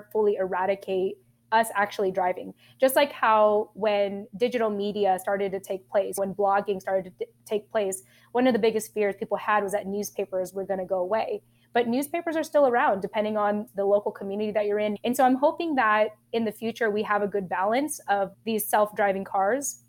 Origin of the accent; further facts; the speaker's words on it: Southern California, United States; also born or lived in Japan; I was raised in SoCal or Southern California